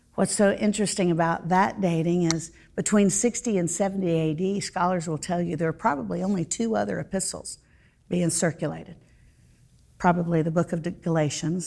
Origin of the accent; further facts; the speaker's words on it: Central Florida, United States; I grew up in Central Florida